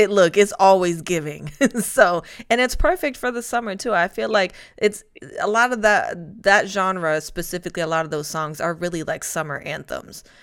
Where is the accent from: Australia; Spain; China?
Spain; now in Atlanta, United States; because I'm originally from Spain and I've bounced around the joke with my friends.